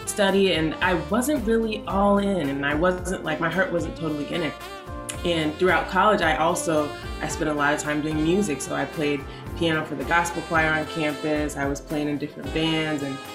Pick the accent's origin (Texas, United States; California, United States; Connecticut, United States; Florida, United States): Connecticut, United States; Windsor; I grew up in Windsor, Connecticut